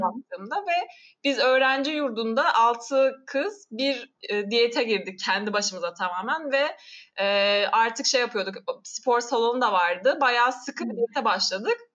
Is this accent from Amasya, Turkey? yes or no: yes; Amasya, Turkey; moved away as an adult; also born or lived in Kocaeli / England; Samsun'da doğmadım Amasya'da doğdum ama anne babam Samsunlu. Samsun'da Hı. oturuyorlar onlar ve ben Samsun'da büyümedim yine Amasya'da büyüdüm.